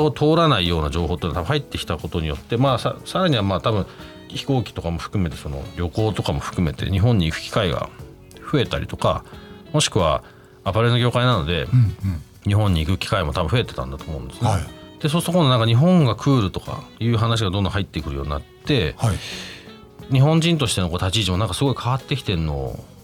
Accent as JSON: {"language": "Japanese", "country": "United Kingdom", "tie": "born or raised there", "said": "僕12歳から25歳までイギリスで育ったんで"}